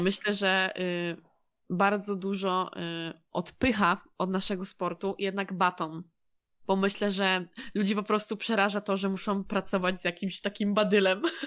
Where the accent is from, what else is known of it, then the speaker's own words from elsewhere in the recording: Poland; jesteśmy z Polski, wszyscy się mniej więcej znamy